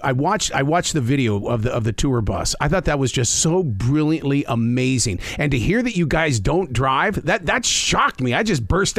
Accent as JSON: {"language": "English", "region": "North Carolina", "country": "United States", "said": "We're from North Carolina."}